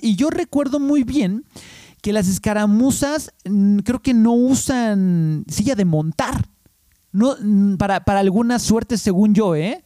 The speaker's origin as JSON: {"language": "Spanish", "region": "Mexico City", "country": "Mexico", "said": "ya eché raíces aquí en México. Eh, digo, en la Ciudad de México"}